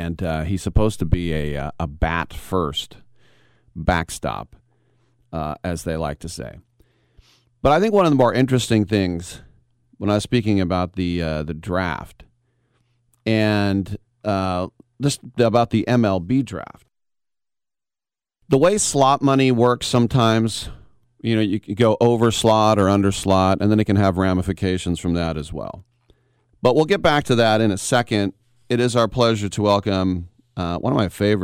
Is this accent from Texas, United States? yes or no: no; Oakland, California, United States; I'm actually from Oakland